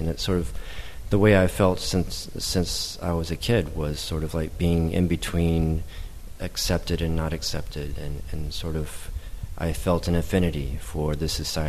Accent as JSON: {"language": "English", "country": "United States", "tie": "born or raised there", "moved": "as an adult", "lives_now": "Taiwan", "said": "I never really truly fit into the society when I was growing up in the States"}